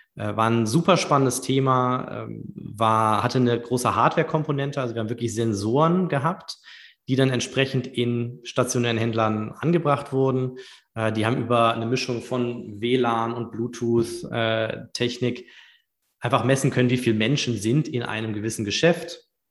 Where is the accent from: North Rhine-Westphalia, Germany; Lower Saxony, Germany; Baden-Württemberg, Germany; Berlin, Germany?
North Rhine-Westphalia, Germany; Düsseldorf; moved away as an adult; also born or lived in Munich / London / United States; ich bin gebürtiger Düsseldorfer